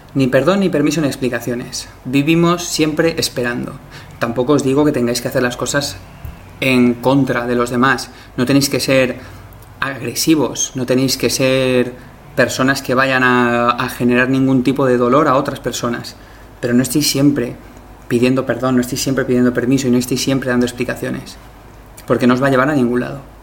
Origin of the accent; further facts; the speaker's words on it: Spain; yo soy español